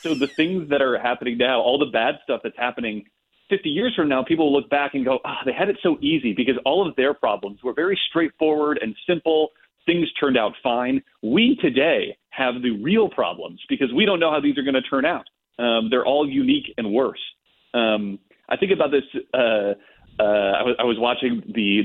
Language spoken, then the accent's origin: English; Monroeville, Ohio, United States; moved away as an adult; I grew up in Monroeville, Ohio